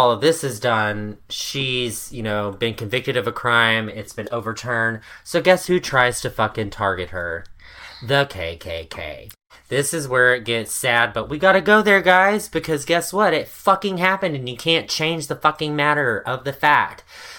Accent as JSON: {"language": "English", "town": "Little Rock", "region": "Arkansas", "country": "United States", "tie": "born there", "said": "I'm like, bitch, I was born in Little Rock, Arkansas. I was born in Arkansas."}